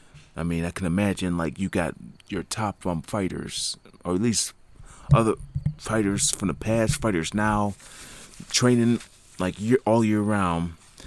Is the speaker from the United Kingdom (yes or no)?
no; Niagara Falls, Ontario, Canada; there's SMAC International, that it happens in my hometown, Niagara Falls, every year.